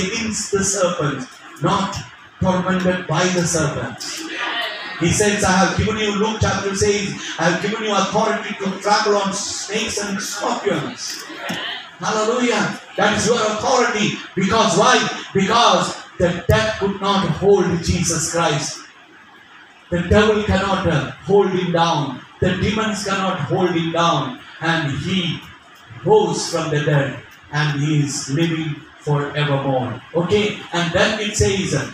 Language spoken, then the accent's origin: English; India; as well as being an Indian